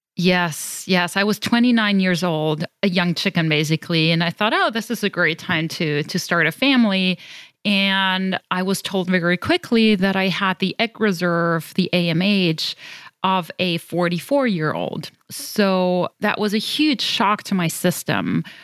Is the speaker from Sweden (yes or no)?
no; Germany; accent: European; moved away as an adult; now in United States; I'm originally from Germany, but I consider myself a global citizen, having lived all over the world